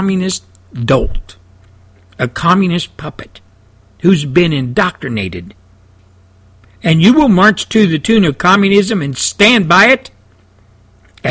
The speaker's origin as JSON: {"language": "English", "country": "United States", "said": "as an American, as a veteran, as a patriot"}